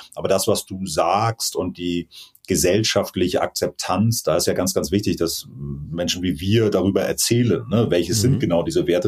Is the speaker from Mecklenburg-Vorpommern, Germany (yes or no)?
yes; Rügen, Mecklenburg-Vorpommern, Germany; moved away as an adult; Ich bin auf Rügen groß geworden, auf der, auf der Insel